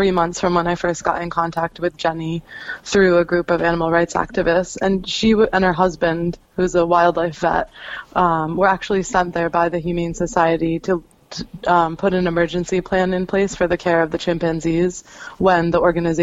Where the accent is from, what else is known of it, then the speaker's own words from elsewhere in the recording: Altamont, New York, United States; moved away as an adult; also born or lived in Boston / Egypt; I grew up in Altamont, and then I went to university at Boston University